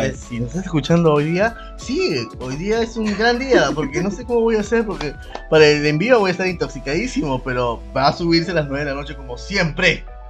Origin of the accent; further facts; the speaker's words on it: Peru; somos peruanos